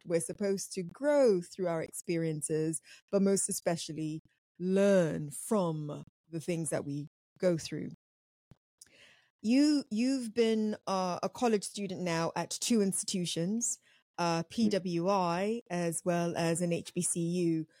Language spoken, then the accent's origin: English; Nigeria; I'm African. I'm Nigerian, quite specifically